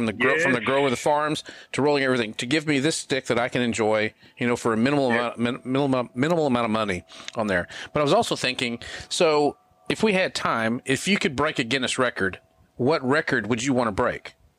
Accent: Texas, United States; I'm from Texas.

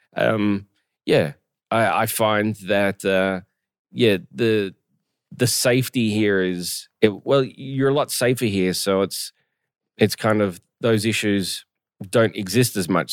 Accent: Australia; moved away; even as an Australian

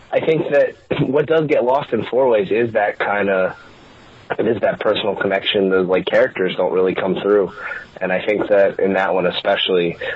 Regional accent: Philadelphia, Pennsylvania, United States; we had people from New England, I'm from Philadelphia, someone from New York, and then someone from Germany, all coming together

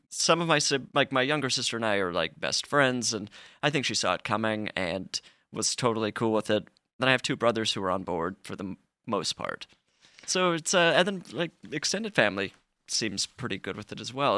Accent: Utah, United States; I grew up in Utah

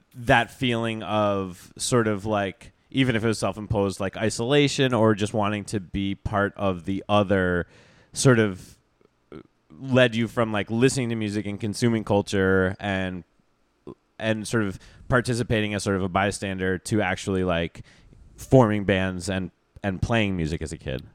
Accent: Vermont, United States; I grew up in Vermont where people go on, like, ski trips

